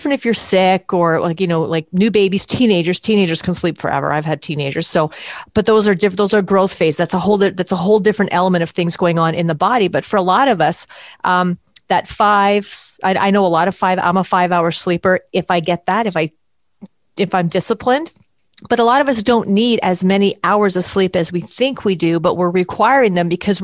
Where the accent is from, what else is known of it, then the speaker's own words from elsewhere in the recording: Canada; I'm from Canada